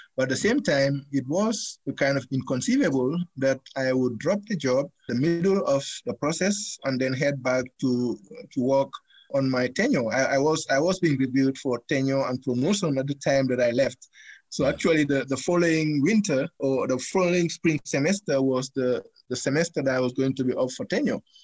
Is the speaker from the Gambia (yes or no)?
yes; Gambia; moved away as an adult; now in United States; They accused me of not being a Gambian. They went to my hometown and arrested my dad and my mom